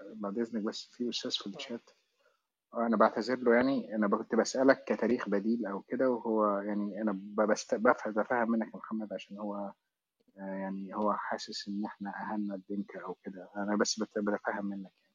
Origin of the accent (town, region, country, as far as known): Egypt